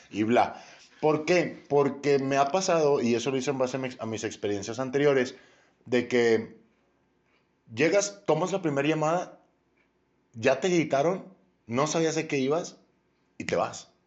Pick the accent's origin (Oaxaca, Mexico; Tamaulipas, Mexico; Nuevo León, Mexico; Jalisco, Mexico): Nuevo León, Mexico; Monterrey; vengo de Monterrey, allá fue donde empecé mi carrera como call centero Hace ya algunos ayeres.